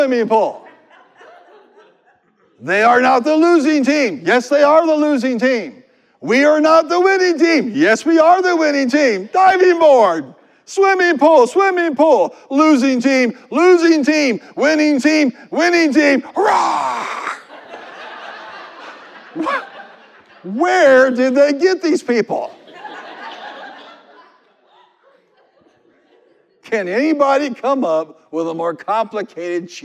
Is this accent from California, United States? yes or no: no; Marion, Illinois, United States; When I was a little kid, we were raised in Marion, Illinois